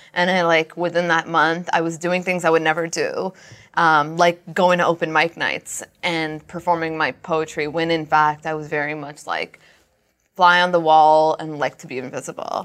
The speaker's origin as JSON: {"language": "English", "town": "Brampton", "region": "Ontario", "country": "Canada", "tie": "born or raised there", "said": "Brampton's my hometown"}